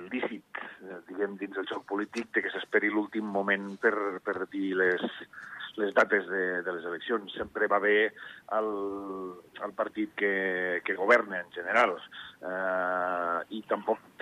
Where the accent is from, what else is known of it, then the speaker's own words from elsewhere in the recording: Andorra; Home, Andorra té els votants que té les, la idiosincràsia que té el, el país. Som èquics andorrans i són els únics que tenen dret